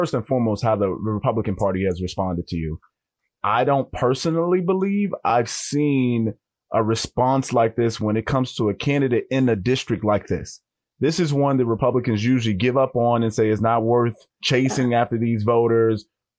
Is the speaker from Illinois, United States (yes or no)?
yes; Chicago, Illinois, United States; my hometown of Chicago